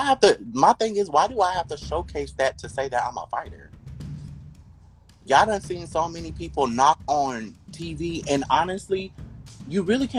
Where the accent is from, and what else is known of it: Kentucky, United States; now in Los Angeles, United States